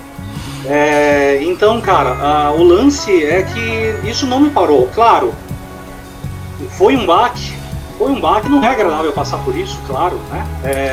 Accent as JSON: {"language": "Portuguese", "town": "Bragança Paulista", "region": "São Paulo", "country": "Brazil", "tie": "born or raised there", "said": "minha cidade natal, Bragança Paulista"}